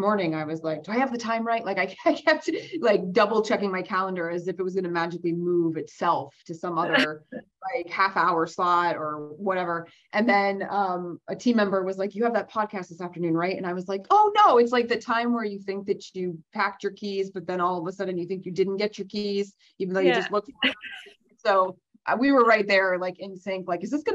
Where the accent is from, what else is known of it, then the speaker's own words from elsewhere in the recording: Vermont, United States; moved away as an adult; moved back to Vermont where I originally was born and raised